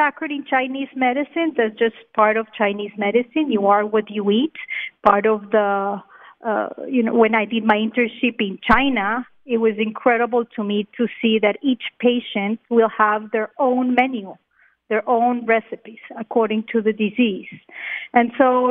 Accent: Colombia; also born or lived in Australia / Israel; now in Miami, United States; I'm from Colombia.

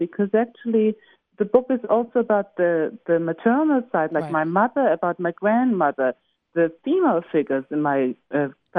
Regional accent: Germany; also born or lived in Israel; in Germany we say Goethe.

